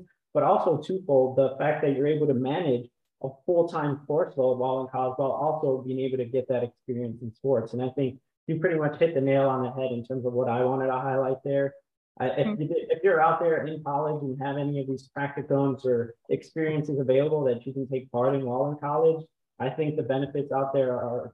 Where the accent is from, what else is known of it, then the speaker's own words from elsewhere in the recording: Chicago, Illinois, United States; I know growing up in Illinois, like yourself, I'm from Chicago